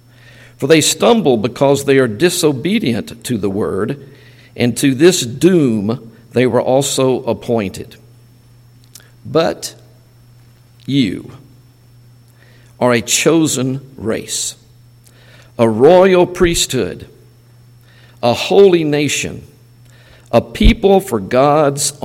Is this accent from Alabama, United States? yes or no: no; Mississippi, United States; we're from the States, and we're from Mississippi